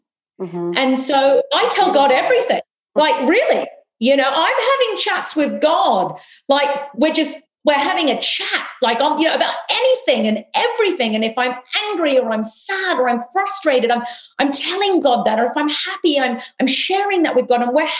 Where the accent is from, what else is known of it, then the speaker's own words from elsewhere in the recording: South India, India; but we as South Indians, and I'm Tamil, that falls into that category